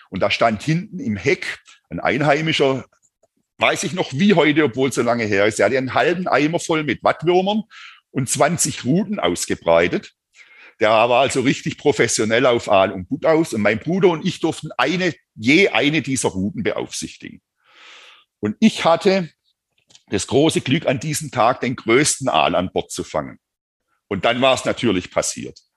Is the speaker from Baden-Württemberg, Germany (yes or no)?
yes; Baden-Württemberg, Germany; um mir praktisch so, bin ja Schwabe, meinen Angelurlaub ein bisschen zu finanzieren mit.